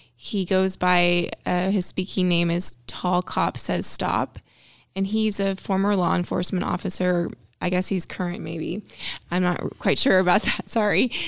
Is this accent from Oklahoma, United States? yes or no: yes; Stillwater, Oklahoma, United States; moved away as an adult; I grew up in Stillwater, and I also grew up around O S U